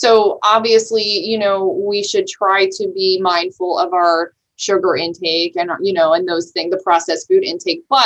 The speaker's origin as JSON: {"language": "English", "country": "Italy", "tie": "born or raised there", "moved": "yes", "said": "I grew up in Italy"}